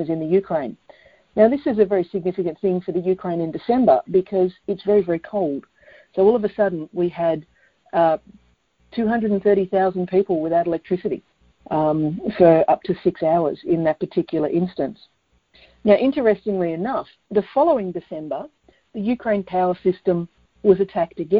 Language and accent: English; Australia; also born or lived in Melbourne, Victoria; I'm in Melbourne, Australia